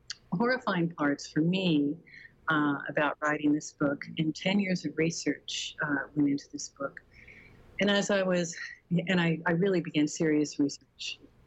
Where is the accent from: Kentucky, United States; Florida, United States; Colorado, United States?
Colorado, United States; Arvada; I grew up in a neighborhood, I grew up in Bridledale, right next to Meadowgate, it's kind of 80th and Sims area